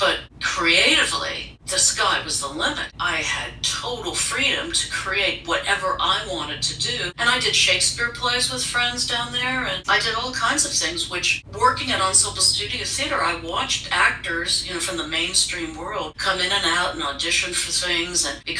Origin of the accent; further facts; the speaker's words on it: West Virginia, United States; So even though I come from West Virginia, it was hardly bug tussle, you know.